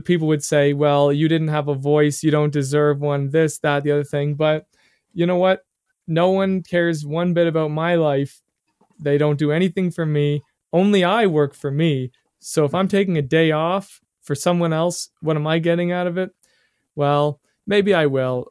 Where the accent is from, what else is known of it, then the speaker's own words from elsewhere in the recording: Canada; being a Canadian